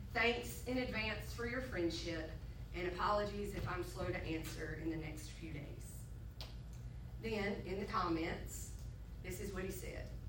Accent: Sandy Ridge, North Carolina, United States; I grew up in Sandy Ridge, North Carolina

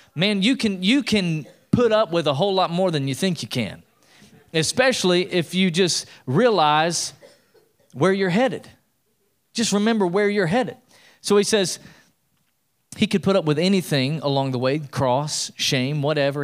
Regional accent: East Tennessee, United States; growing up in East Tennessee

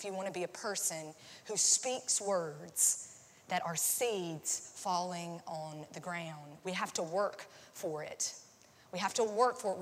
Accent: North Carolina, United States; also born or lived in Nashville; now in Tampa, United States; It was the biggest church, like close to where I grew up in North Carolina.

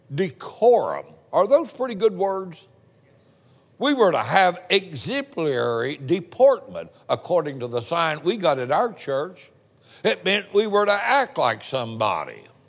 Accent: Indiana, United States; also born or lived in Appalachia; I came from a poor family. We were Appalachian people. I was born in Indiana

